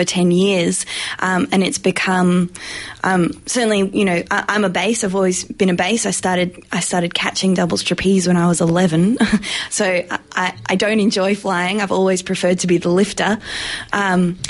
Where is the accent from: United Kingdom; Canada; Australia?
Australia; I'm an Australian circus artist